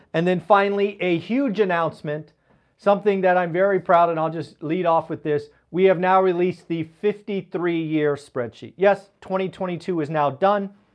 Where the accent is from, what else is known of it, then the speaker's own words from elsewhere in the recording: Silicon Valley, California, United States; my hometown, the Silicon Valley